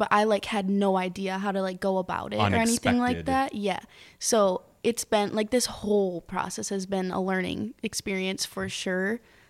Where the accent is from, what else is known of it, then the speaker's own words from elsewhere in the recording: Michigan, United States; I grew up like right outside of Detroit, and my parents are always playing Motown and stuff.